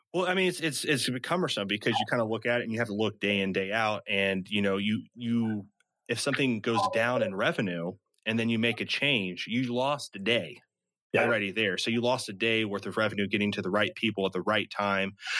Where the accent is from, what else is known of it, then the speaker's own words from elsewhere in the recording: Midwest, United States; I'm from the Midwest